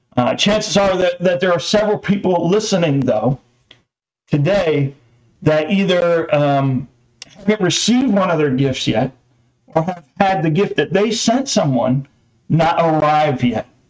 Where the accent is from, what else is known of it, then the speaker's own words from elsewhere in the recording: New Jersey, United States; I was born in New Jersey